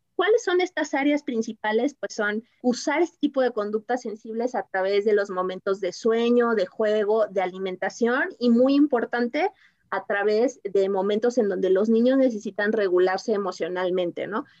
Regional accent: Mexico; como mexicanos

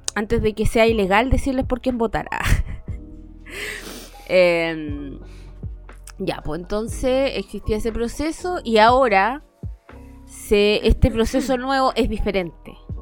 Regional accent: Temuco, Araucanía, Chile; Técnicamente yo me crecí en Temuco, pero vengo de otra parte

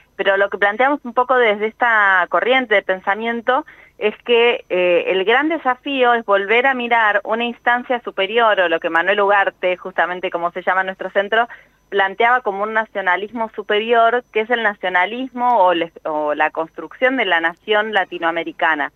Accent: Argentina; como argentinos y argentinas

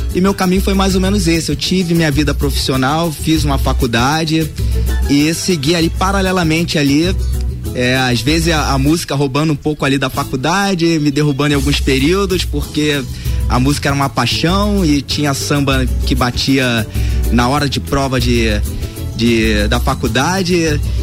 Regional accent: Rio de Janeiro, Brazil; moved away; sou lá de Vila Isabel

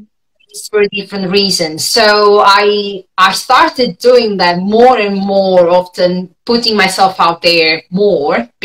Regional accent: Italy; accent: Italian; moved away as an adult; also born or lived in Berlin, Germany; when I moved from Italy, because I'm Italian, you can tell from my accent

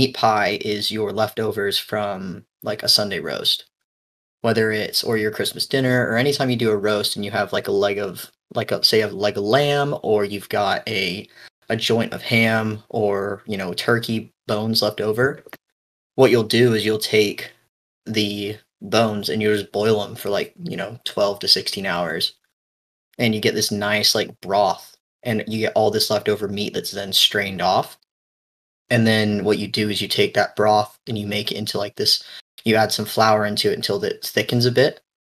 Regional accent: England, United Kingdom; moved away; my family is English. We moved here from England in 2001.

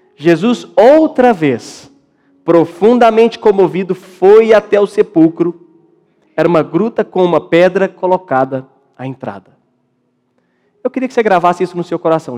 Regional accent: Minas Gerais, Brazil; moved away; eu sou de Minas

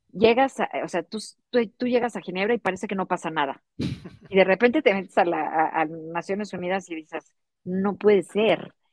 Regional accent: Mexico City, Mexico; moved away; yo soy de la Ciudad de México

